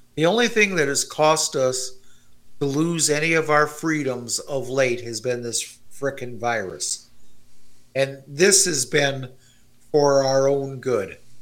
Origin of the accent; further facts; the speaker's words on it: Canada; As a Canadian